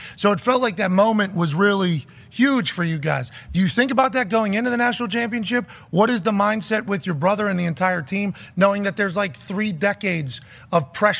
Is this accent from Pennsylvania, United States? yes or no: yes; Pittsburgh, Pennsylvania, United States; I grew up in East Hills of Pittsburgh.